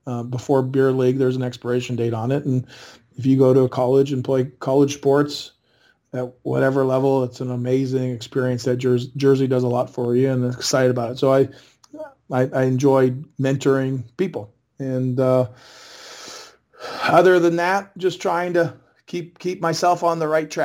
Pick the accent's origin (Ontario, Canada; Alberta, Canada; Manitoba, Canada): Manitoba, Canada; Winnipeg; I grew up in Winnipeg